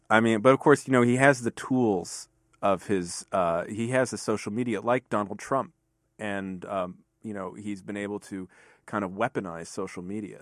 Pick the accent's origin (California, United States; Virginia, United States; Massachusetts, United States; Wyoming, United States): Virginia, United States; Fairfax County; also born or lived in New York City; I grew up in, um, Fairfax County, Virginia